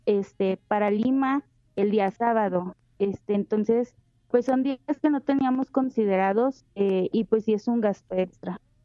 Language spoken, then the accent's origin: Spanish; Mexico; varios mexicanos, este, abrimos un grupo de WhatsApp